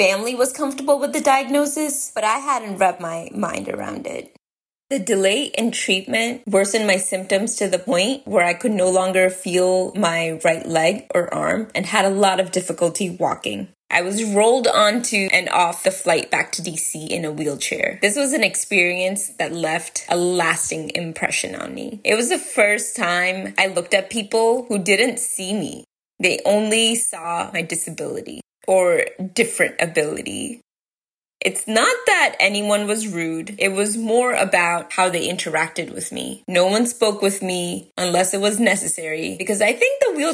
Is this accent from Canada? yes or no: no; India; moved away; I grew up in India, which is closer to the equator